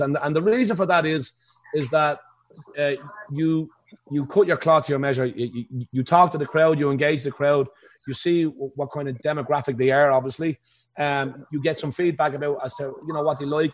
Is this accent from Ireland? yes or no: yes; Ireland; accent: Irish; now in Las Vegas, United States